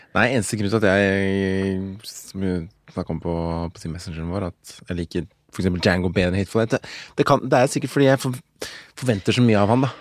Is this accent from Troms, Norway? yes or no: no; Oslo, Norway; Og halvt norsk, og fra Ammerud